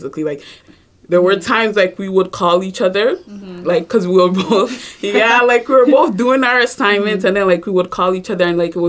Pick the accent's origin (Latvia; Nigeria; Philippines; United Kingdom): Nigeria; moved away; Well, we're not from here, right? So, like, we're from Nigeria. I was born there, and, like, we used to travel back and forth.